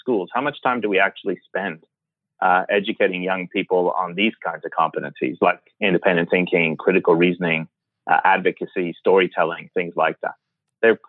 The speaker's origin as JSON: {"language": "English", "country": "Canada", "tie": "born or raised there", "also_born_or_lived": "Iran", "said": "I was born in Iran and then left when I was nine and grew up in Canada."}